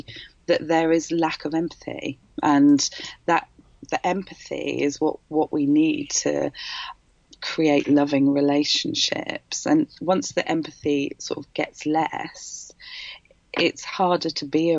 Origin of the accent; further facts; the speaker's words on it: Wales, United Kingdom; I'm Welsh and I come from a Welsh family and they're all, South Walian